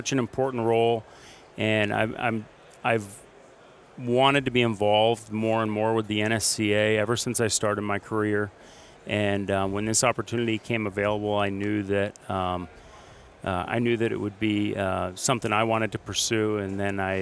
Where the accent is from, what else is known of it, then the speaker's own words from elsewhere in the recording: Burlington, Vermont, United States; now in Dallas, United States; my wife and I, Meredith, we are from Vermont, Burlington, Vermont. So we grew up around snow.